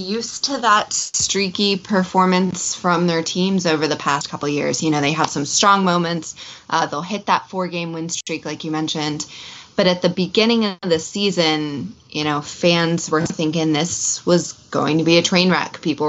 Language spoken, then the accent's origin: English; D.C., Virginia, United States; Home for me is Northern Virginia, so I'm actually one of the rare people in my market, born and raised just outside of D.C., and now I live a little bit further out in Northern Virginia, out in the country.